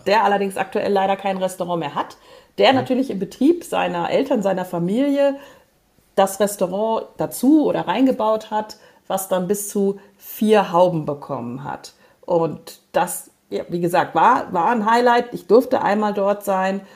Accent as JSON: {"language": "German", "town": "Moers", "region": "North Rhine-Westphalia", "country": "Germany", "tie": "born or raised there", "said": "War ich in meiner Heimatstadt, ich komme ja vom Niederrhein"}